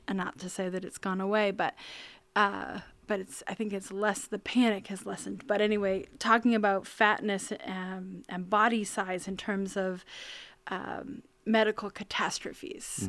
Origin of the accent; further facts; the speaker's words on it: rural central Maine, United States; I grew up on a farm in rural central Maine, up on top of a hill